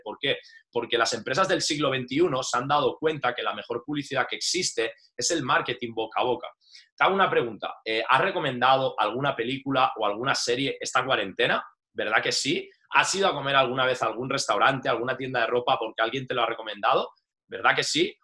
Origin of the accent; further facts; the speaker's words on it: Valencia, Valencian Community, Spain; moved away as an adult; also born or lived in Madrid; soy de Valencia y nada, me fui destinado pues a Madrid, estuve más de 11 años